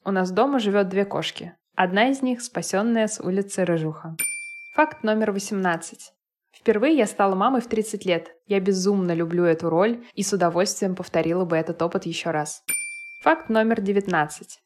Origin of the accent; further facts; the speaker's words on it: Moscow, Russia; Я родилась и выросла в Москве, никуда не переезжала и в других городах не жила